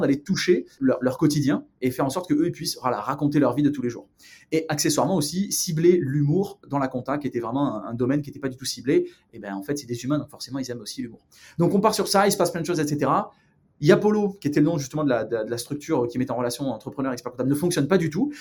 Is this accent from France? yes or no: yes; Provence-Alpes-Côte d'Azur, France; moved away as an adult; now in Los Angeles, United States; je viens du sud de la France, une petite ville euh, qui s'appelle carillon qui est pas très loin de, entre Marseille et Aix-en-Provence.